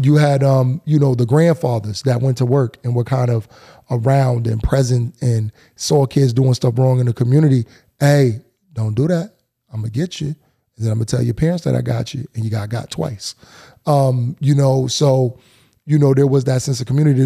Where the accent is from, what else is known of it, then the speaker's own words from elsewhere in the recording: New Haven, Connecticut, United States; I'm Elm City through and through